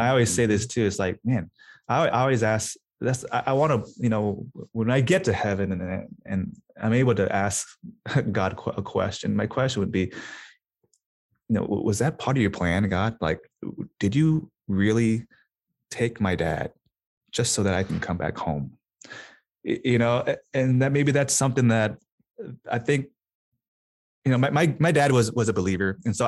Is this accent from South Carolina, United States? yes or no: no; Des Moines, Iowa, United States; moved away; also born or lived in Minnesota; Hey, I was born and raised in Des Moines, Iowa.